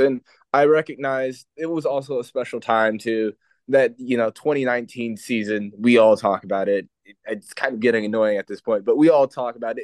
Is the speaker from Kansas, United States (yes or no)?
no; Dayton, Ohio, United States; I'm from the Dayton area